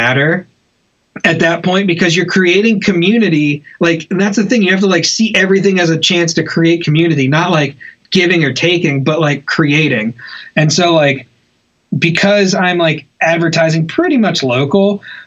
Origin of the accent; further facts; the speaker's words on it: Charleston, South Carolina, United States; also born or lived in Hilton Head; I'm originally from Charleston. When I moved back to Charleston